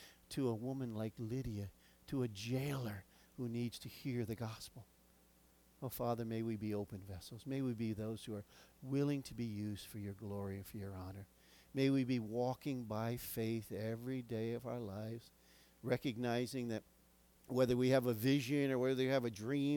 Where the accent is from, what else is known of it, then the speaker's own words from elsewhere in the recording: United States; as American citizens